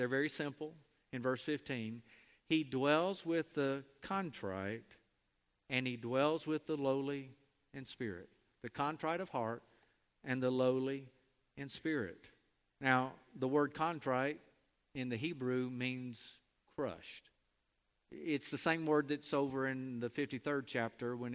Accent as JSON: {"language": "English", "town": "Mobile", "region": "Alabama", "country": "United States", "tie": "born or raised there", "also_born_or_lived": "Chisholm, Texas", "moved": "yes", "said": "I grew up in Mobile"}